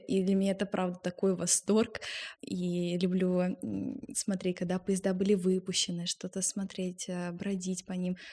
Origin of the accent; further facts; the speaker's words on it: Moscow, Russia; И я родилась в Москве и росла вместе с бабушкой и дедушкой